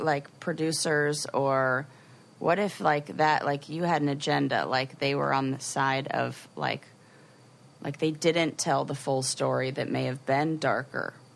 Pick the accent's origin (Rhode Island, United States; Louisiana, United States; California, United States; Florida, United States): California, United States; Los Angeles; LA, but I was born and raised there. I did not move there.